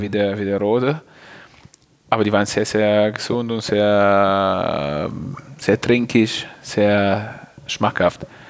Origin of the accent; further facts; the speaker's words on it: Piacenza, Emilia-Romagna, Italy; German is a second language; moved away as an adult; also born or lived in Geisenheim, Germany; now in Germany; da, wo ich herkomme, in Piacenza